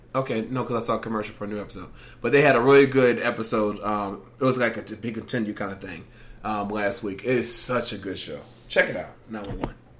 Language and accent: English; Virginia, United States; I'm from Virginia, and DC is like my backyard.